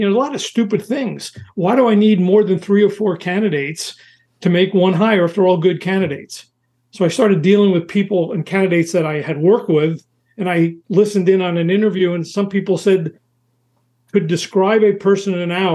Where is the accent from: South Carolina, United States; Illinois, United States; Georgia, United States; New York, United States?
New York, United States; New York City; moved away as an adult; also born or lived in Southern California; I was from New York City